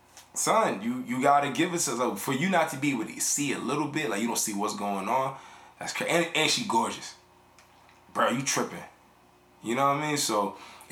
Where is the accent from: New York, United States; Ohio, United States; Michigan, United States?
New York, United States; New York City; I'm from the Bronx